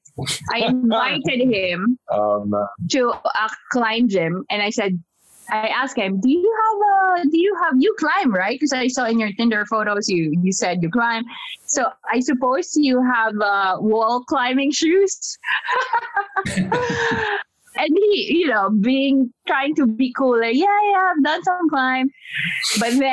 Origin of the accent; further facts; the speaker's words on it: Philippines; moved away; also born or lived in Singapore; I am being an unusual Filipina